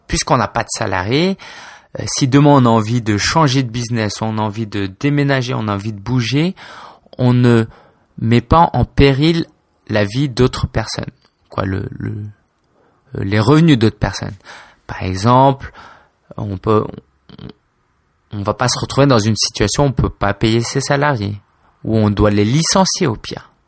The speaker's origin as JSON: {"language": "French", "town": "Paris", "region": "Île-de-France", "country": "France", "tie": "born or raised there", "also_born_or_lived": "Spain / China", "said": "je suis français d'origine chinoise. J'ai 26 ans, je vis à Paris, où j'ai toujours vécu"}